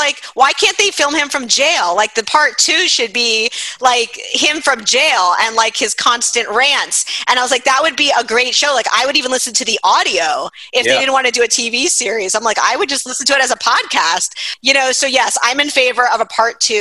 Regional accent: Miami, Florida, United States; I'm from Miami

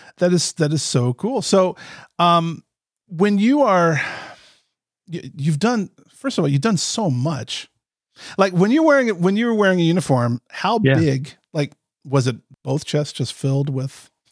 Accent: Florida, United States; moved away as an adult; also born or lived in Midwest; I was born and raised in Florida.

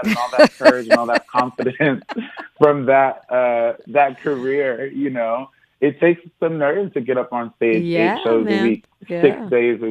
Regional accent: East Coast, United States; now in Los Angeles, United States; I'm from the East Coast.

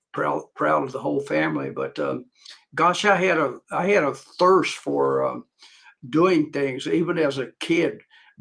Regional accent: Dickenson County, Virginia, United States; I was born in Dickinson County, Virginia, a rural area.

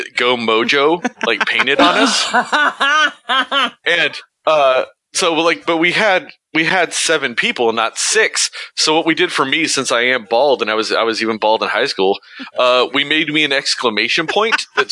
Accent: Midland, Texas, United States; my home, like my area of Texas.

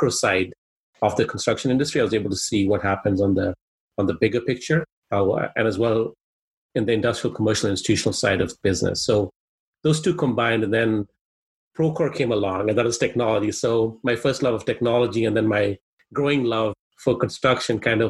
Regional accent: Kenya; first language Swahili; English is a second language; now in Canada; I'm originally actually from Kenya, East Africa

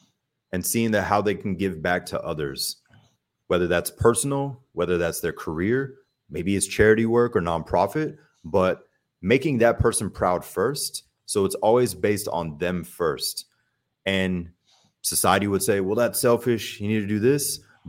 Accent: Germany; I think a major factor with that is growing up in Germany and traveling a lot, seeing different cultures really just opened my mind.

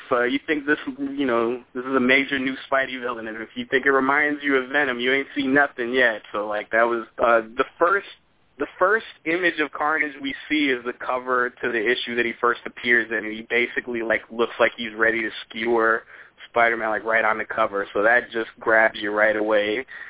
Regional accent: New York, United States; I'm from New York

